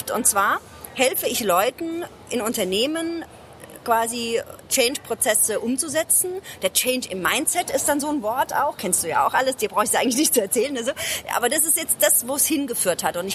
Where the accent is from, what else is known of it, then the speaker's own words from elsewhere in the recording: Ludwigshafen, Rhineland-Palatinate, Germany; Ähm, also ich komme aus Ludwigshafen, das ist eine Stadt, Arbeiterstadt.